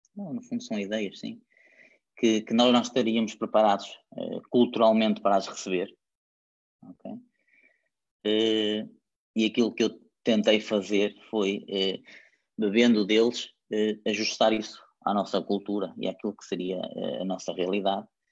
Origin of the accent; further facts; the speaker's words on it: Valongo, Porto District, Portugal; also born or lived in Germany; no clube da minha terra, na União Desportiva Longuense